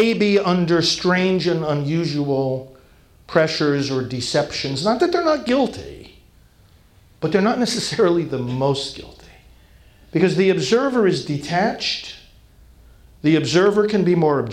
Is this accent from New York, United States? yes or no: yes; New York City, New York, United States; moved away; I'm from New York originally